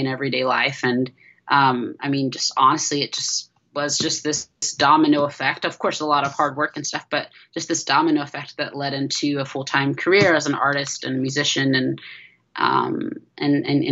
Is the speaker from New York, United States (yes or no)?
no; Georgia, United States; also born or lived in California; I grew up in Georgia